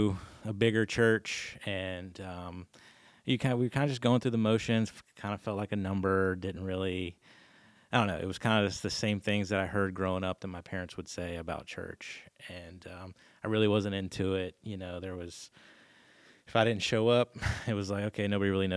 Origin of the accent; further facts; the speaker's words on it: Clinton, Maryland, United States; moved away; So I'm from Clinton, Maryland, little town outside of DC.